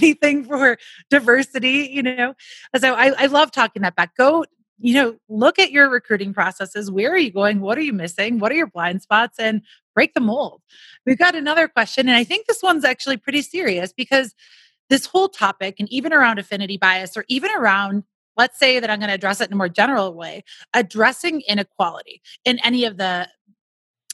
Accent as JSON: {"language": "English", "region": "Wisconsin", "country": "United States", "moved": "yes", "lives_now": "Denver, United States", "said": "I'm from Wisconsin"}